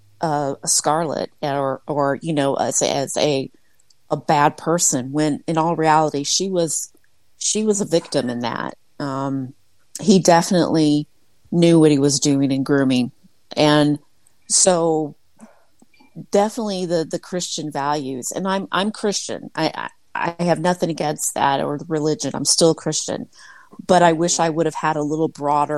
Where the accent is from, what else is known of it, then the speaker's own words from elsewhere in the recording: Midwest, United States; I was raised in the Midwest, a small town of about 3,000 people